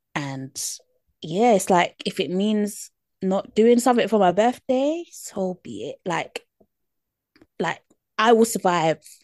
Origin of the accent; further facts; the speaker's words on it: United Kingdom; accent: British; my British accent